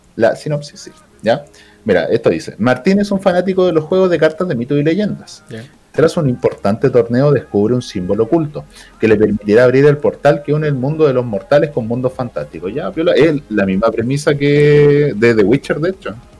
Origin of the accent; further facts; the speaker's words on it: Chile; somos chilenos